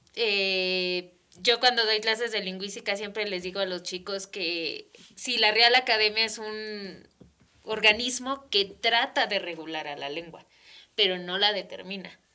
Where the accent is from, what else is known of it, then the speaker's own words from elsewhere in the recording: Mexico City, Mexico; first language Spanish; now in Toluca, Mexico; en mi caso que vengo de la Ciudad de México